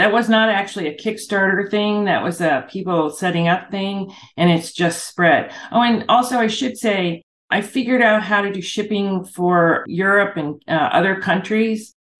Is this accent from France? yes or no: no; Ireland; It's …. Good for you. And it's an Irish word. I'm Irish. And it's an Irish word for wealthy protector.